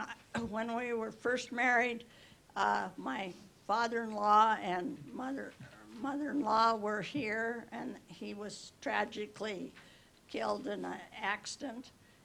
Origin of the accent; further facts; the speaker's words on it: Seattle, Washington, United States; born there; also born or lived in Montana / Chicago / New York / Montreal; I was born in Seattle, then I moved to Montana after college